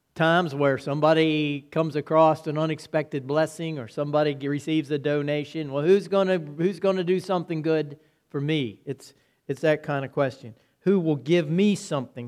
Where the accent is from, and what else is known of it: United States